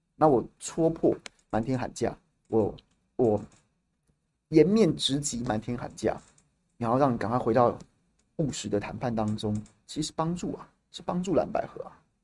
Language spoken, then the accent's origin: Chinese; Tainan, Taiwan; 我们台南人